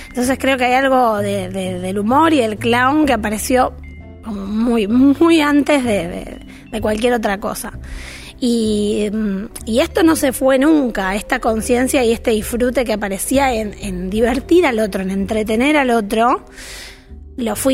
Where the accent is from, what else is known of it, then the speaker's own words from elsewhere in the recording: Villa Ballester, Buenos Aires Province, Argentina; Oriunda de, em, de Villa Ballester, vamos a pesar de que nací en un hospital en Capital Federal, eh, siempre viví muy cerquita. De hecho, todas mis casas, eh, el otro día lo, veía y viví siempre en un radio de 20 cuadras.